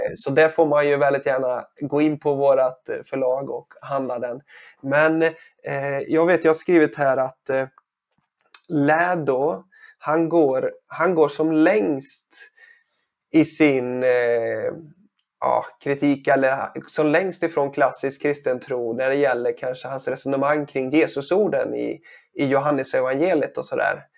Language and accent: Swedish; Sweden; som svensk här